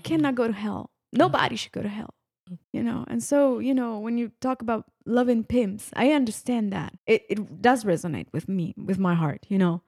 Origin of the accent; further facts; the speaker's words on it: northern Italy, Italy; moved away; my husband and I were born and raised in Italy, in the northern I, Italy